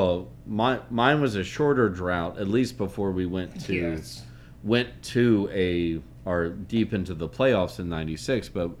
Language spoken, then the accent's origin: English; Nashville, Tennessee, United States; growing up in Nashville.